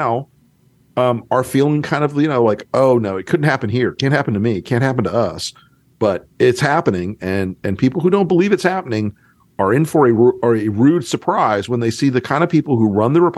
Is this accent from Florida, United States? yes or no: yes; North Florida, United States; I'm from North Florida